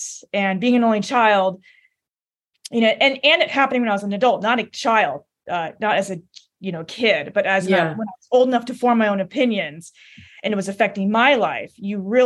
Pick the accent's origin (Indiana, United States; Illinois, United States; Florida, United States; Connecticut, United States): Connecticut, United States; also born or lived in Seoul, South Korea; I was raised in a very small rural town in Connecticut and had a very nice, you know, normal childhood.